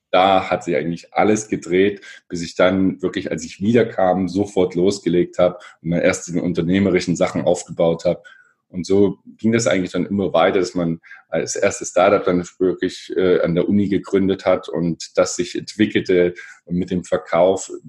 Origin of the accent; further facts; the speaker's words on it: Erfurt, Thuringia, Germany; ich komme aus Erfurt, bin mit meinem Bruder da zusammen aufgewachsen, er ist vier Jahre älter.